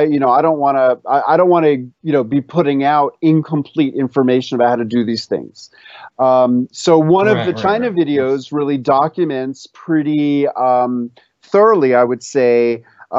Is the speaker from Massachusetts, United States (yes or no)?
no; New York City, New York, United States; the pickles that I grew up with in New York City